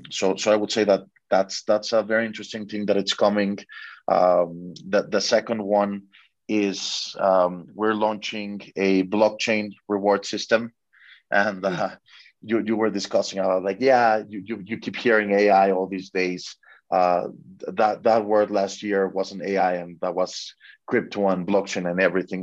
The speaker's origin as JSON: {"language": "English", "country": "Mexico", "said": "I'm from Mexico"}